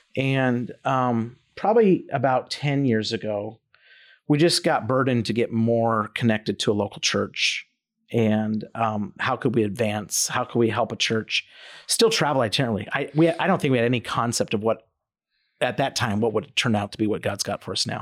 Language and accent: English; Twin Falls, Idaho, United States; moved away as an adult; I grew up in Idaho